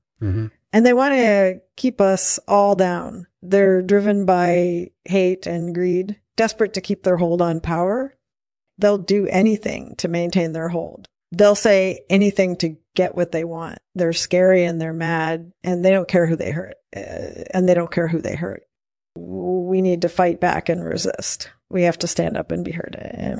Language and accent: English; Philadelphia, Pennsylvania, United States; moved away as an adult; also born or lived in New York City; now in Los Angeles, United States; I was born in 1941 in Philadelphia. I grew up there, and then I moved to New York City when I was 21. And I've been living in Los Angeles ever since.